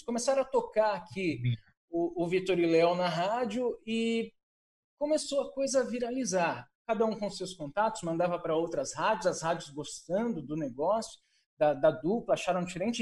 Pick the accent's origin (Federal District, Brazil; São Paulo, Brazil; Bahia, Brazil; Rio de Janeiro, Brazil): São Paulo, Brazil; also born or lived in Caieiras; eu sou paulistano, né? Nasci em Caieiras, morei muitos anos, minha família toda mora num bairro chamado Perus, que, que fica mais afastado do, do centro de São Paulo, a gente cresceu lá.